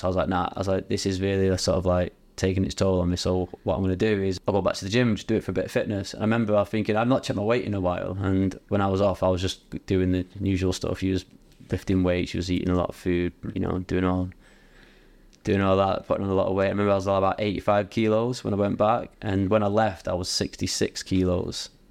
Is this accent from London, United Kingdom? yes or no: no; Bury, North West England, United Kingdom; I'm from Bowie, uh, but it was based in, like, Radcliffe area